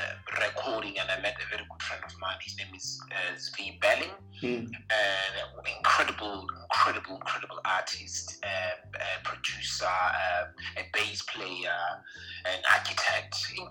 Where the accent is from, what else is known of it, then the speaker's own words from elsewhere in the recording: Mauke, Cook Islands; And the song that celebrates my hometown, where I come from, Mauke.